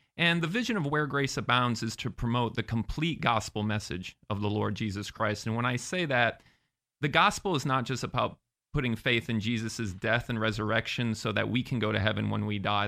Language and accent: English; Sarasota, Florida, United States; moved away as an adult; also born or lived in Massachusetts; now in Orlando, United States; I grew up in Sarasota.